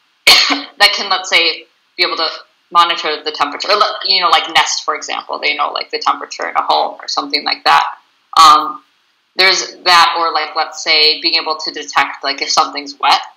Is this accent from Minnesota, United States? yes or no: yes; Bloomington, Minnesota, United States; moved away as an adult; I'm originally from Bloomington, Minnesota, and I moved up here about six years ago